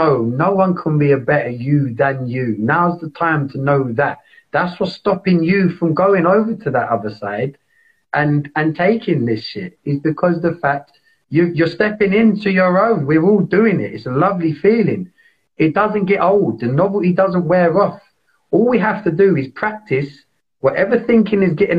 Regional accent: London, United Kingdom; I grew up in East London. I love East London

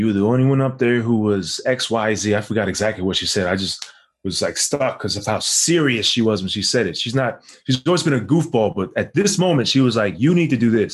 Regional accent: New York City, New York, United States; moved away as an adult; also born or lived in Harlem, New York; I'm from New York. I'm from South Ozone Park, Queens. Yeah, born and raised back and forth between there and Harlem

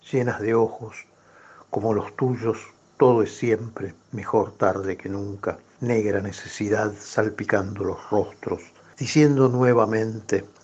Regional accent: Buenos Aires, Argentina; yo soy porteño.

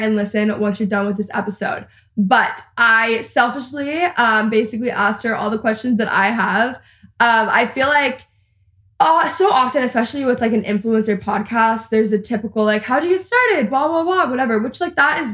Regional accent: Texas, United States; I'm also a Texan and I live in Texas

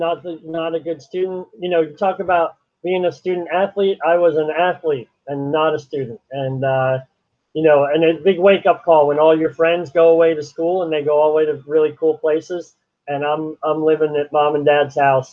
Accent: Toms River, New Jersey, United States; It's where I grew up

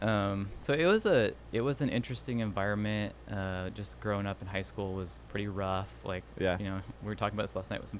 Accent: Santa Cruz, California, United States; moved away as an adult; also born or lived in San Jose, California / San Diego, California; now in Fort Worth, United States; Born in San Jose, California. Grew up in the Monterey Bay, Santa Cruz

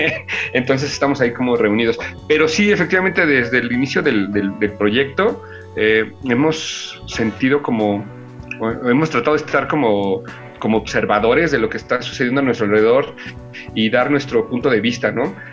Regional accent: Milpa Alta, Mexico City, Mexico; los que iniciamos somos los que somos de Milpalta

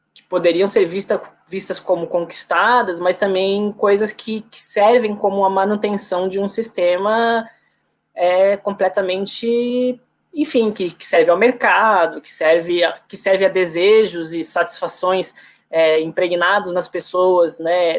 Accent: Florianópolis, Santa Catarina, Brazil; eu sou de Florianópolis

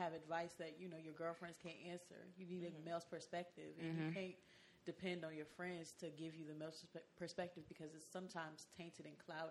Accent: New York City, New York, United States; I'm from Brooklyn, New York

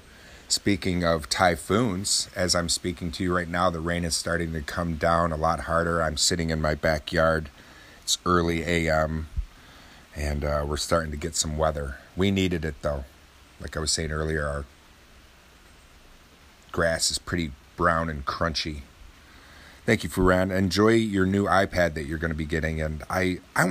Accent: Oswego, New York, United States; my hometown is only about 17,000 people in Oswego, New York.

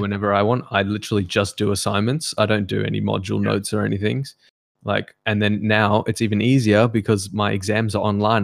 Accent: Macau; moved away; growing up in Macau and how much fun it was

